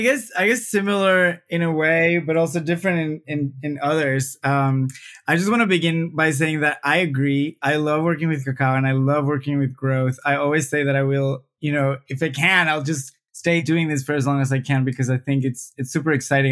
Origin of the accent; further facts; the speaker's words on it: Venezuela; now in Brazil; I'm, I'm originally from Venezuela, although I've I've traveled a fair amount, uh, but I have chosen Brazil as my country